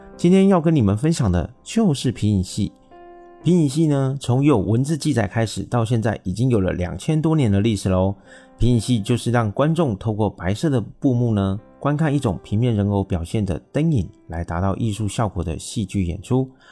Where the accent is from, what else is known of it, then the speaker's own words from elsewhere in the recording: Taiwan; 我是一位来自台湾喜欢旅行与交朋友的小哥哥